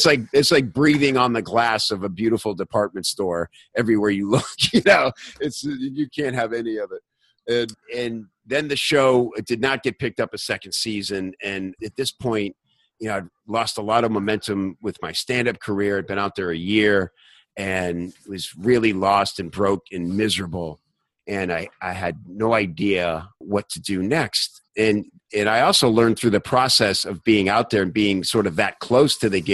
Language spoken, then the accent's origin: English; the South, United States; moved away; also born or lived in Chicago / Los Angeles; I grew up in the South where people are friendly to each other